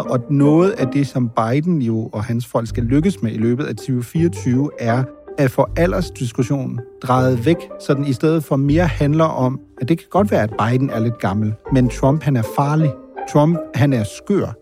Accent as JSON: {"language": "Danish", "country": "Germany", "tie": "born or raised there", "moved": "yes", "lives_now": "Denmark", "said": "jeg er jo født og opvokset i Tyskland"}